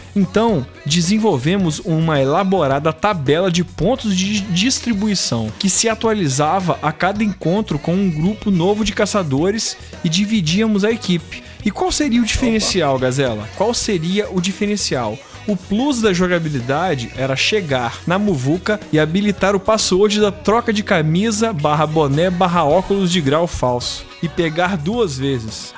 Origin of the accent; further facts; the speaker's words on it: Piúma, Espírito Santo, Brazil; quando eu era criança aqui em Piuma